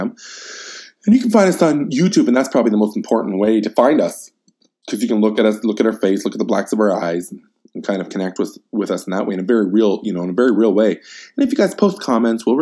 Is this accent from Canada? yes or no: yes; Canada; I can only speak as a Canadian